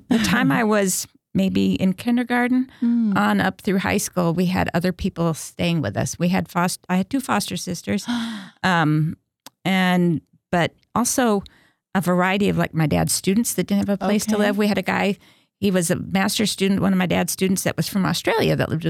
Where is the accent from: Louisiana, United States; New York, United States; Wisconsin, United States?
Wisconsin, United States; my mom opened the first pregnancy help center in my hometown. Okay. And she was also one of the founders of Wisconsin Right to Life.